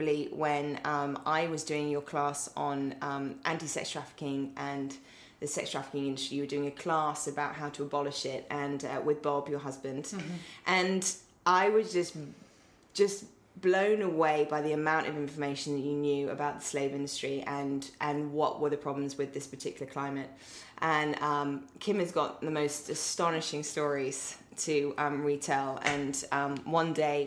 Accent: England, United Kingdom; accent: British; moved away as an adult; now in United States; I'm English.

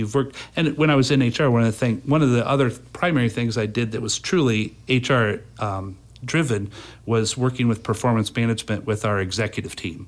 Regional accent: Fort Wayne, Indiana, United States; I've lived in Fort Wayne all my

